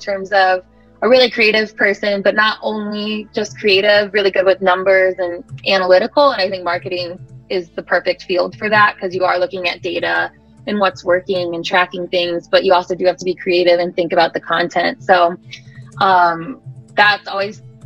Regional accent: Midwest, United States; also born or lived in Australia; I'm from the Midwest

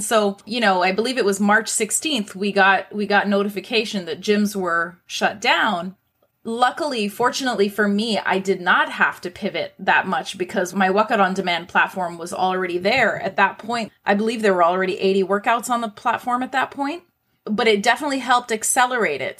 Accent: Toronto, Ontario, Canada; I was born and raised in Toronto.

